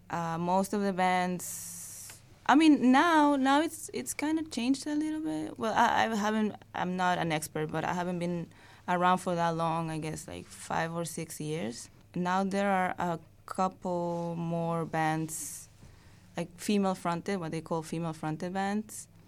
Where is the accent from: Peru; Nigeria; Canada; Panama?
Peru; English is a second language; now in Queens, New York, United States; I live in Queens. I migrated, you know, from Peru